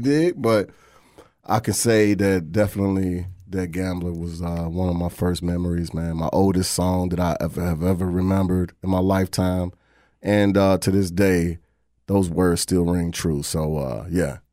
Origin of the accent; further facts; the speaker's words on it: Louisville, Kentucky, United States; Louisville, Kentucky